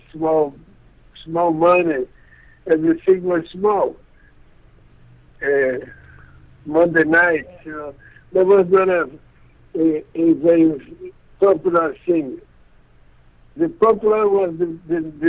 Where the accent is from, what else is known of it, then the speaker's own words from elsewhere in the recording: Acre, Brazil; English is a second language; I was born there. In a small town in the Amazon, Occidental region, Acre